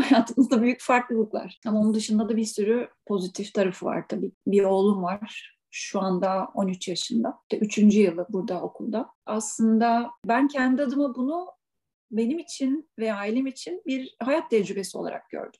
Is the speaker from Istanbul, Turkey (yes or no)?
no; Biga, Çanakkale, Turkey; moved away as an adult; also born or lived in İzmir; now in Switzerland; memleket benim doğduğum, büyüdüğüm hala ailemin olduğu yer. Çanakkale Bigla